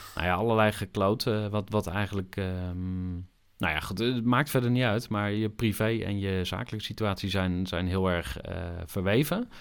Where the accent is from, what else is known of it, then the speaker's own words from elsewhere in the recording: Zwolle, Overijssel, Netherlands; moved away as an adult; also born or lived in Enschede, Netherlands / Utrecht, Netherlands; Ik ben in 1983 geboren in Enschede. Zoals jullie al even verklapten, kom ik uit Twente van oorsprong. Opgegroeid in eh, Zwolle